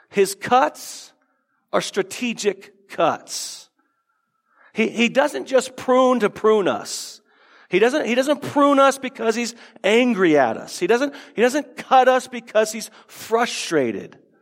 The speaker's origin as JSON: {"language": "English", "town": "Tucson", "region": "Arizona", "country": "United States", "tie": "born or raised there", "said": "I grew up in Tucson"}